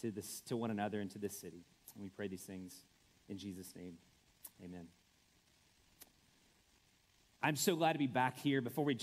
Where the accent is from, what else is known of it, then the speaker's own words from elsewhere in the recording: the South, United States; now in Indianapolis, United States; I'm a Southern guy going to the Midwest.